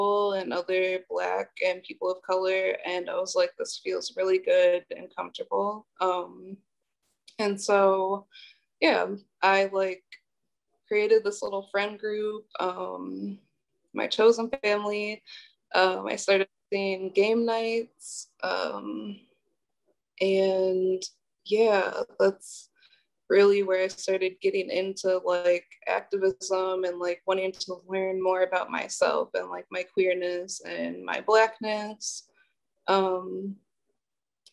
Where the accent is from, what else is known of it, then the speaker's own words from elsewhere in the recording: Milwaukee, Wisconsin, United States; also born or lived in Illinois; I was actually born in Illinois, and I kind of grew up like back and forth between there and Milwaukee. But I went to school in Milwaukee and like spent most of my time in Milwaukee